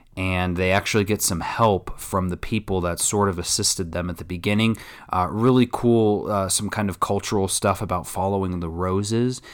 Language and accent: English; Texas, United States; I'm from Texas